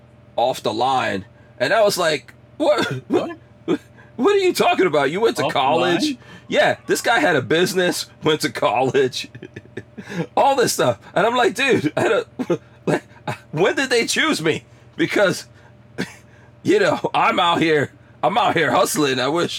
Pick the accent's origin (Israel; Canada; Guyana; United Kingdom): Guyana; moved away; So I'm from Guyana, right? And we had to move around a lot, and then we came here with a visa, but stayed here illegally, all that kind of stuff.